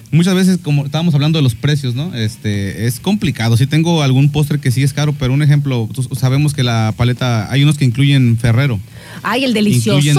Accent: Mexico; hay que este, olvidarnos de esa, esa mala costumbre de como todo mexicano

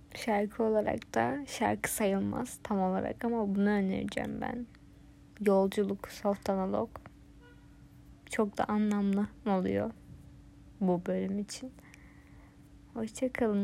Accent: Turkey; Türkiye'de doğdum.

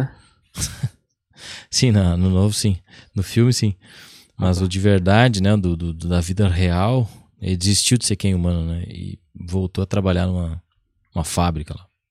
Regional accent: Brazil; eu que sou brasileiro e falo mal inglês

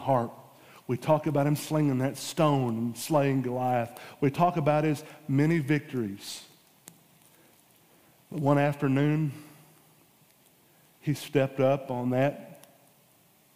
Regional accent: United States; we are Americans

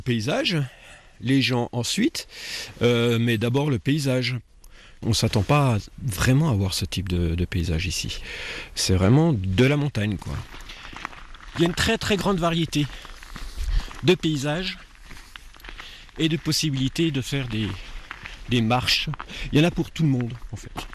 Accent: near Besançon, Bourgogne-Franche-Comté, France; moved away as an adult; now in Cantal, France; Je suis franc-comtois, je suis exactement de Besançon, à côté de Besançon, un petit village. Et je suis dans le Cantal depuis 25 ans

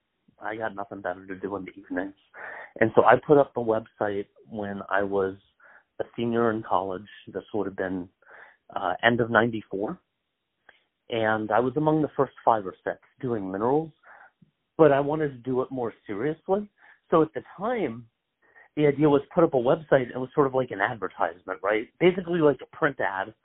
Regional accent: Columbus, Ohio, United States; growing up in Columbus, Ohio

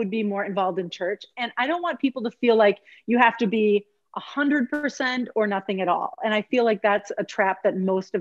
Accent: southeast Minnesota, United States; also born or lived in Eau Claire, Wisconsin; I grew up in Minnesota, a small town in southeast Minnesota, it's right between Rochester and Winona.

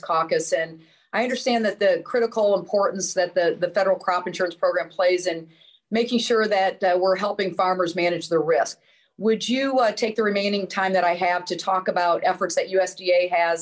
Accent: Illinois, United States; My home state of Illinois

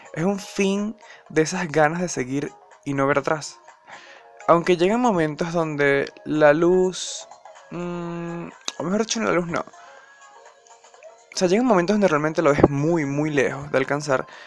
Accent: Venezuela; now in Colombia; actualmente vivo en Colombia, soy venezolano

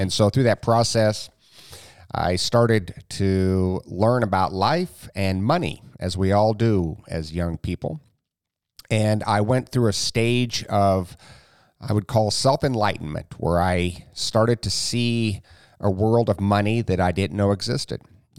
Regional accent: Jamaica, Iowa, United States; So I'm from Iowa. I grew up in a small town called Jamaica.

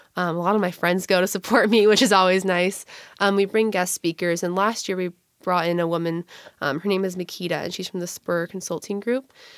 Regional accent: Gig Harbor, Washington, United States; I'm originally from Gig Harbor, Washington

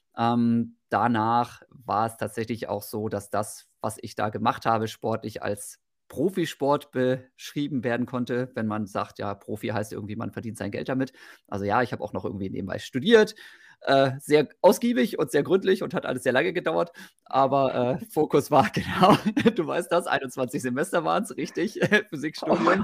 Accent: Osnabrück, Lower Saxony, Germany; moved away as an adult; also born or lived in Bochum-Wattenscheid; now in Mettmann, Germany; wohne mittlerweile in Mettmann, bin aufgewachsen in Osnabrück

